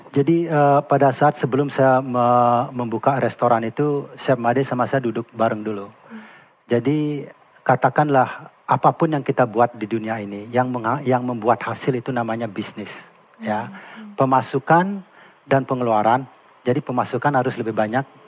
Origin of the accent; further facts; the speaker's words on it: Bali, Indonesia; also born or lived in United States; jati diri kita sebagai orang Bali